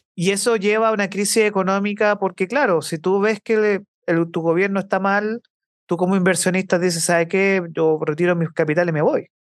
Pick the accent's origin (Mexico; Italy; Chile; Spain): Chile; Santiago, Santiago Metropolitan Region; yo, como santiaguino formado acá en Santiago